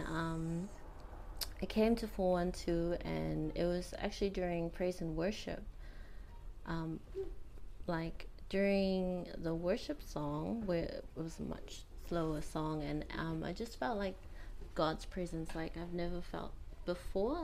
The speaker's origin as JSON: {"language": "English", "region": "Rarotonga", "country": "Cook Islands", "tie": "born or raised there", "said": "So I was brought up here in Rarotonga. I was born here as well, born and raised here. Yep, raised here in Nikao by my mother and father."}